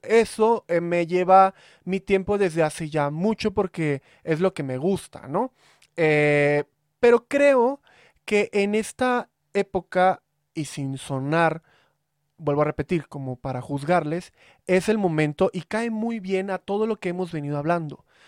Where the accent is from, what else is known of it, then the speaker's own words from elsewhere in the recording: Veracruz, Mexico; now in Mexico City, Mexico; soy de Veracruz